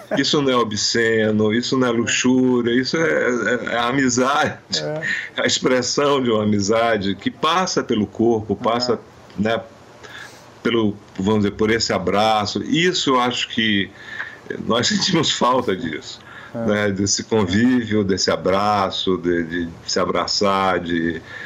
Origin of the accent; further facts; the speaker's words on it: Amazon, Brazil; eu sou da Amazônia